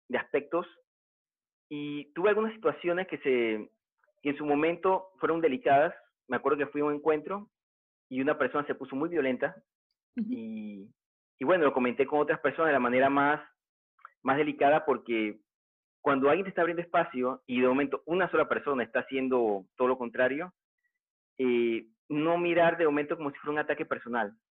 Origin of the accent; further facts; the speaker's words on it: Panama; en mi país también, aquí en Panamá